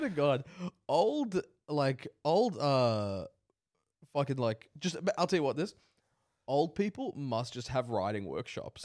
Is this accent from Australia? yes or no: yes; Australia; We're Australian, this is our culture